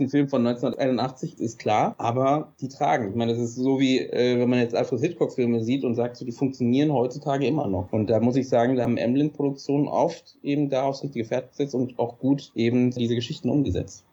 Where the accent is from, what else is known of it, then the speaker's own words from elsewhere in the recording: Berlin, Germany; bin aus Berlin